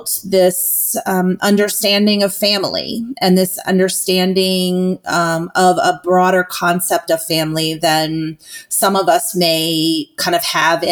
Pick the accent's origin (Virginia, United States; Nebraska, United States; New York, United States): Virginia, United States; moved away as an adult; now in Chattanooga, United States; I too am a fellow Southerner, and although I was born and raised in the Commonwealth of Virginia, my home here in Chattanooga, Tennessee